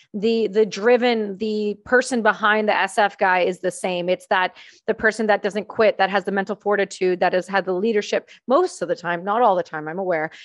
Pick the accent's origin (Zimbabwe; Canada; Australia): Canada; small town near Trenton, Ontario; I grew up in a really small town about thirty-five minutes from the main air base in Canada, in Trenton, Ontario